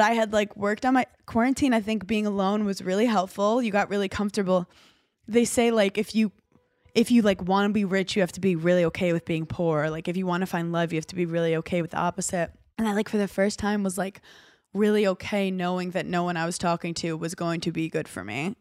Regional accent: New York City, New York, United States; moved away; I'm a girl from Brooklyn

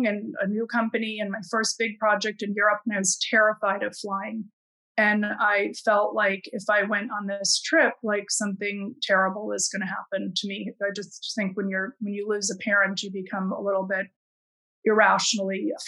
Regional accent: Midwest, United States; I grew up in the Midwest

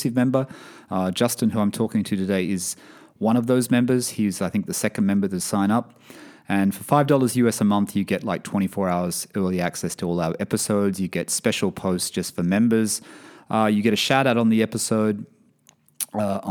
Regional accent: Sydney, New South Wales, Australia; now in Bahrain; Sydney, Australia, my hometown.

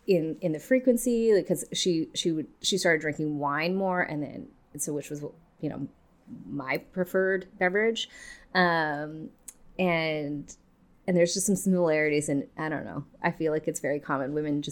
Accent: Kelowna, British Columbia, Canada; So I grew up in Kelowna in the Okanagan, which is a wine region. And so it's definitely part of like our lifestyle and culture kind of thing.

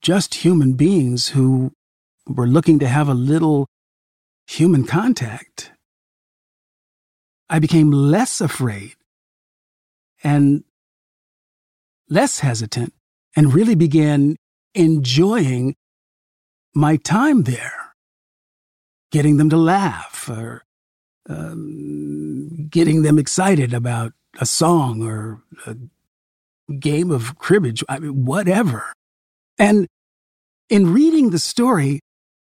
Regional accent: California, United States; my grandparents lived in Missouri, and I grew up in California

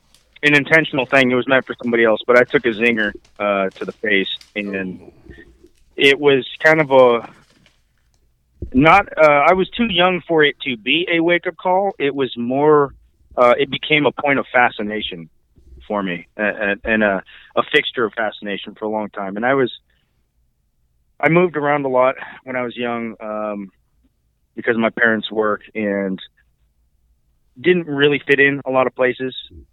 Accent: California, United States; also born or lived in East Coast / New Mexico / Oregon; I did spend the later years of my youth in California.

